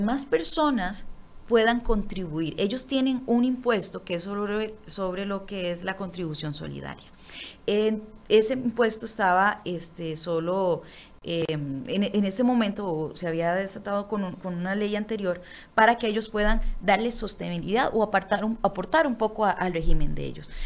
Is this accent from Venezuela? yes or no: no; Costa Rica; nosotros como costarricenses